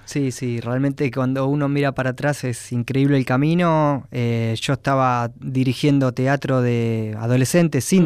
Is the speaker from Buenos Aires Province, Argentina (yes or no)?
yes; Quilmes, Buenos Aires Province, Argentina; soy de Quilmes